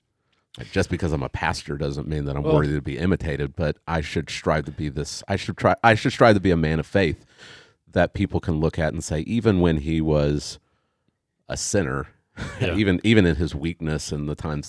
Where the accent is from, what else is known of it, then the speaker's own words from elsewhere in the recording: Tulsa, Oklahoma, United States; I grew up in Tulsa